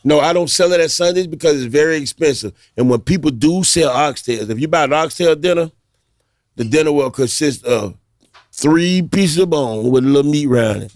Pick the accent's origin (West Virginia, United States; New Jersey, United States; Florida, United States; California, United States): Florida, United States; Miami; I grew up in Liberty City